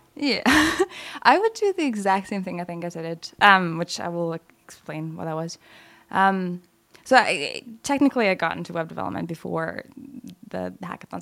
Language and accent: English; Lithuania; moved away; middle school and some of high school in Lithuania.